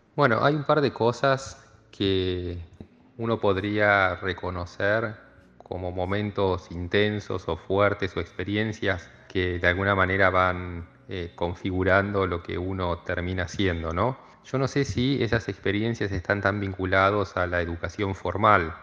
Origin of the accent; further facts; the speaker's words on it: Cipolletti, Río Negro, Argentina; also born or lived in La Plata; soy oriundo de la ciudad de Cipolletti, nací en el año 75 en esta ciudad ubicada en el Alto Valle de Río Negro y Neuquén, del lado río negrino. Fui a la escuela primaria aquí en la ciudad y a la secundaria también.